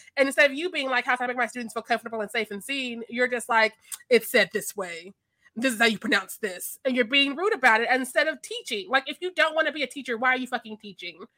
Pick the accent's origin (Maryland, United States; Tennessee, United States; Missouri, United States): Missouri, United States; I'm from Missouri